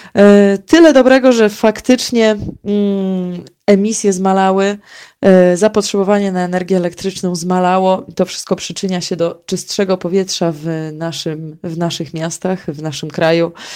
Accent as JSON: {"language": "Polish", "region": "Warmian-Masurian Voivodeship", "country": "Poland", "said": "u nas na Mazurach"}